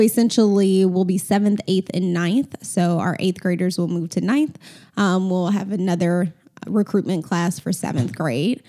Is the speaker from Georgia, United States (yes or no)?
yes; Atlanta, Georgia, United States; I grew up in Atlanta, went to Atlanta Public Schools